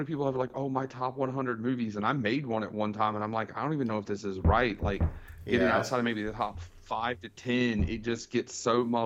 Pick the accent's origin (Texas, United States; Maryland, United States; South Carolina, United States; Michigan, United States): South Carolina, United States; Florence; my buddy Christian opened up a new retro game store here in my hometown that I run. It's called New Game Plus Florence.